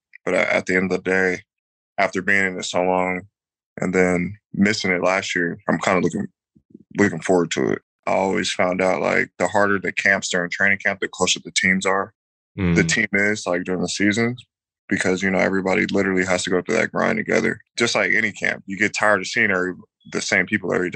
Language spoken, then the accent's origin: English; San Diego, California, United States; moved away as an adult; also born or lived in Oklahoma; I'm from San Diego